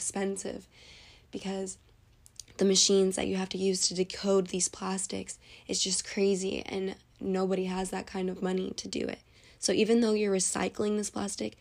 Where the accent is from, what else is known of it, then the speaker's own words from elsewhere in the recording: Arizona, United States; I'm from Arizona, and Arizona is in a desert